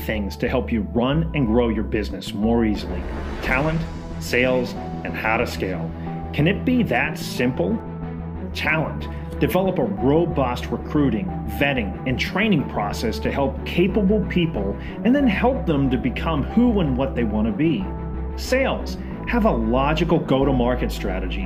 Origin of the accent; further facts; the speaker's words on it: United States; I'm American, so I have a horrible accent